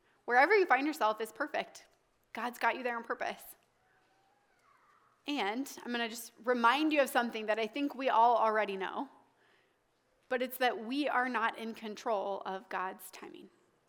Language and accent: English; the South, United States; now in Des Moines, United States; And timing took me to Des Moines, Iowa when I was from the South to marry an Italian.